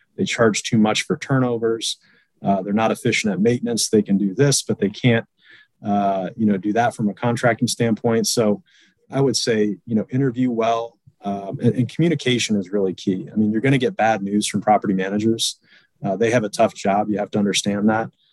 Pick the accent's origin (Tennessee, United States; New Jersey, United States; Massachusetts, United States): Massachusetts, United States; Boston; now in Indianapolis, United States; I'm originally from Boston, Massachusetts. I currently reside in the great Hoosier state uh, in Indianapolis, Indiana